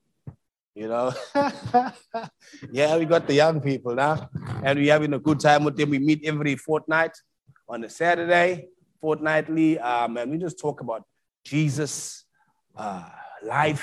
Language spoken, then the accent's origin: English; South Africa; moved away as an adult; now in Melbourne, Australia; I'm from South Africa